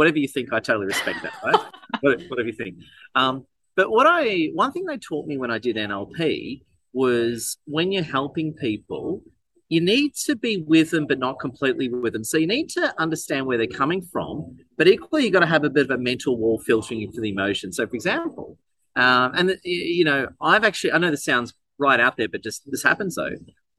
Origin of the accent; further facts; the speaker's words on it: Melbourne, Victoria, Australia; I was actually born in, actually I'm from St Kilda, Melbourne originally.